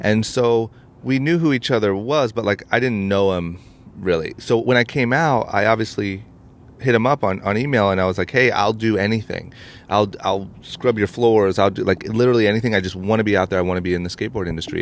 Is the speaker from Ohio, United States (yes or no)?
yes; Akron, Ohio, United States; now in Los Angeles, United States; I'm from Akron, Ohio